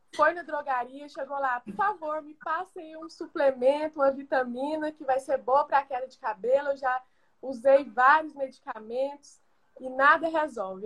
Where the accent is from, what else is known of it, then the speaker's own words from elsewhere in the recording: Goiânia, Goiás, Brazil; eu sou farmacêutica desde 2017, sou aqui de Goiânia, Goiás